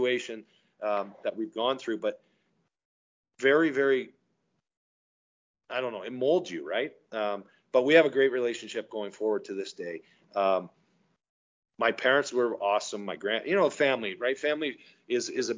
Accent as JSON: {"language": "English", "town": "Goodwood", "region": "Ontario", "country": "Canada", "tie": "born or raised there", "also_born_or_lived": "Markham / Stouffville / Toronto", "said": "I grew up in Goodwood, which was even a smaller 500 people or whatever it is, farming community, 10 minutes northeast of Stouffville"}